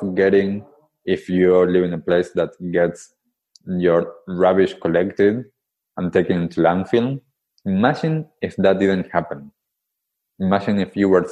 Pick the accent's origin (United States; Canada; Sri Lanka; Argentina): Argentina; Buenos Aires; moved away; I grew up in Buenos Aires, in Argentina, in the capital city.